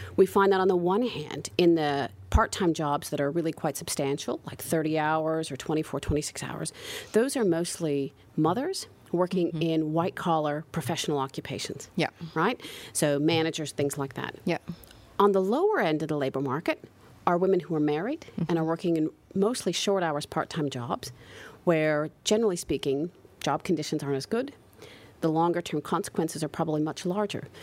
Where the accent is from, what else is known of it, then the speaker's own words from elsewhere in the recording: United States; moved away as an adult; now in Netherlands; I'm not from the Netherlands originally, I grew up in the US